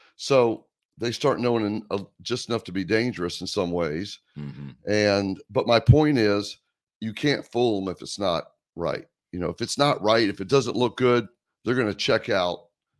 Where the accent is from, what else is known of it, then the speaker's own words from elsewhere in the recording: Greensboro, North Carolina, United States; I grew up in Greensboro, North Carolina.